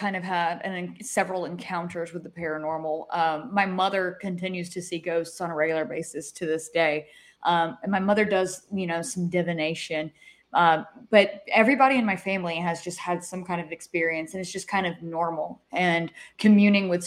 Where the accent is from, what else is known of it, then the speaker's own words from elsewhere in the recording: Haywood County, Western North Carolina, United States; I'm from Western North Carolina. I'm from Haywood County. So it's in the mountains.